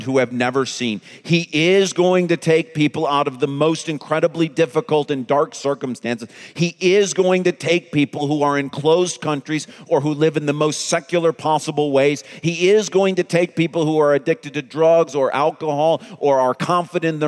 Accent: East Grand Rapids, Michigan, United States; my hometown of East Grand Rapids

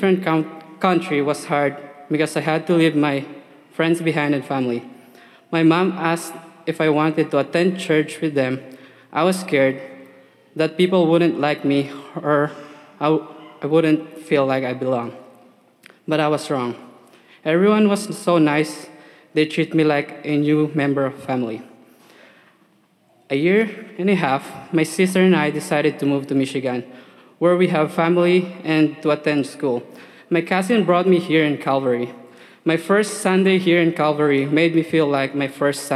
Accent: Philippines; moved away as an adult; now in United States; I was born in the Philippines, where I was baptized as an infant. Raised in a Catholic church, attended for 17 years

